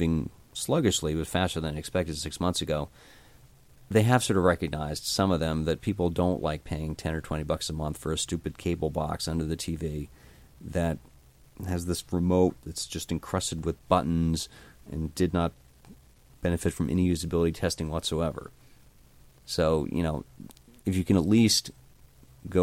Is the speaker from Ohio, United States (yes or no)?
no; New Jersey, United States; I grew up in New Jersey